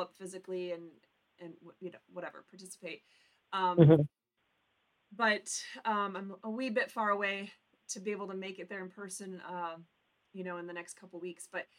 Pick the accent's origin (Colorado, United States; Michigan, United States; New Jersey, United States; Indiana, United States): Michigan, United States; the UP; born or raised there